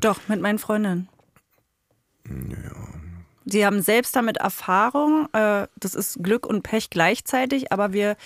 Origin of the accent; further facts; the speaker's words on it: East Germany, Germany; ich bin Ossi